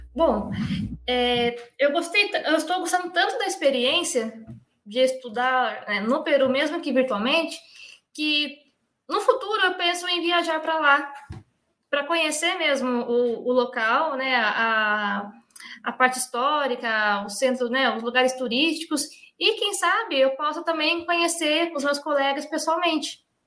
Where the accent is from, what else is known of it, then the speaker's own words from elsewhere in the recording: Brazil; sou do Brasil